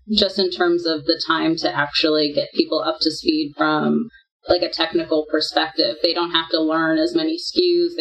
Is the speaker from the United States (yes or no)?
yes; United States; also born or lived in Singapore / Australia; I'm American